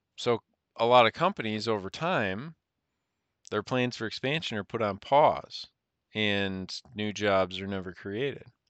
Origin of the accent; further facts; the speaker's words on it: United States; as an American citizen